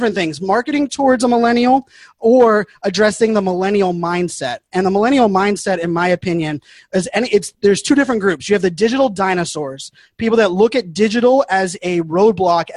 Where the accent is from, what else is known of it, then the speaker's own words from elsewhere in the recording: Pittsburgh, Pennsylvania, United States; I was born and raised in Pittsburgh, Pennsylvania